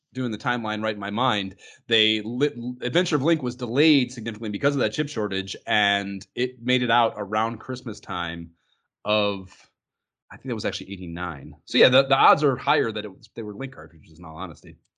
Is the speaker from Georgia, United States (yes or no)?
no; Oberlin, Ohio, United States; Oberlin, which is, uh, yeah, people have heard of the college. There's a little tiny town there too.